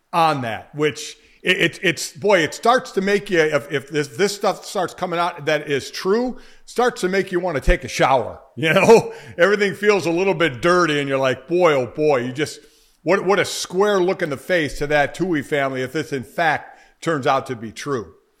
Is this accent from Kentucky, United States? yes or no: no; Cleveland, Ohio, United States; I'm from Cleveland